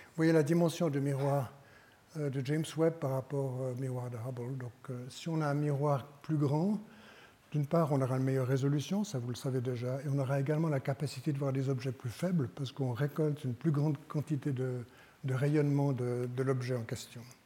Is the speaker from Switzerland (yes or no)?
yes; Switzerland; en tant que Suisse